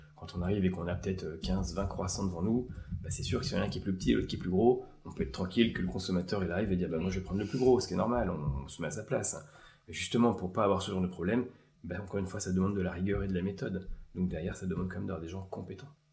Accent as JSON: {"language": "French", "area": "Eure-et-Loir", "region": "Centre-Val de Loire", "country": "France", "said": "je viens de l'Eure-et-Loire"}